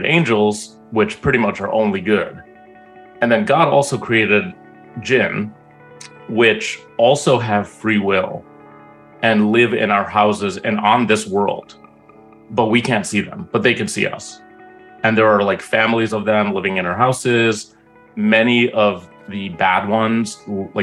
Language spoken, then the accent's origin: English; Egypt; in Egypt, I was born in Egypt